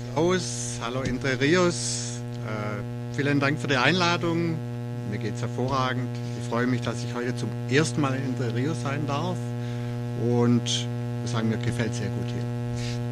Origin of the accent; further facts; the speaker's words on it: near Stuttgart, Baden-Württemberg, Germany; moved away as an adult; Ich bin in der Nähe von Stuttgart aufgewachsen, in einem Dorf, eine Stadt ist es jetzt